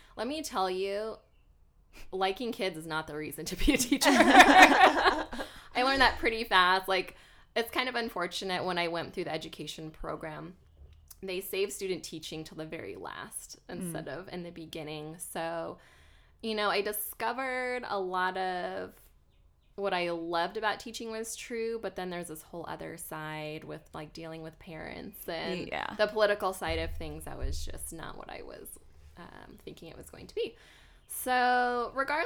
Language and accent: English; Montana, United States; moved away as an adult; also born or lived in New Jersey / Phoenix, Arizona; now in Austin, United States; I was born and raised in Montana, but I really grew up on the East Coast because I was in my early 20s living basically just outside of New York City.